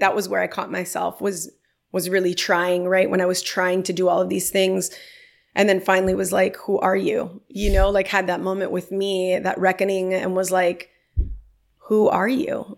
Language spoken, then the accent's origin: English; Miami, Florida, United States; growing up in Miami, which is where I'm from